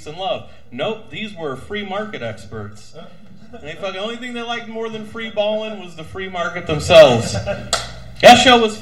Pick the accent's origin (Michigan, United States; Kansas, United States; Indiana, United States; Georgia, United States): Indiana, United States; South Bend; I'm from South Bend